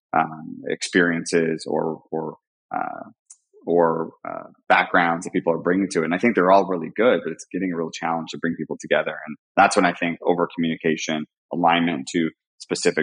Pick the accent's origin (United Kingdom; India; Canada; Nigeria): Canada; I'm Canadian